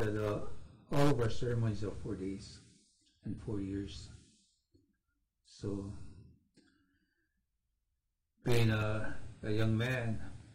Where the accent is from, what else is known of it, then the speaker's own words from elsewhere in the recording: Cheyenne River Reservation, South Dakota, United States; I am from Cheyenne River Reservation in South Dakota